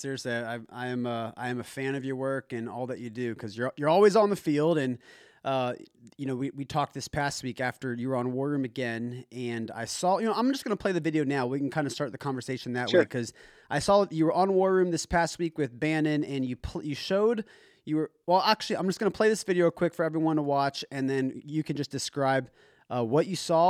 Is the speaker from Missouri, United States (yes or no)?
no; Los Angeles, California, United States; as an American citizen from Los Angeles